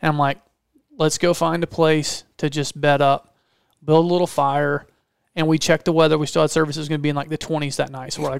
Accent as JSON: {"language": "English", "region": "Georgia", "country": "United States", "said": "Because we're both from Georgia."}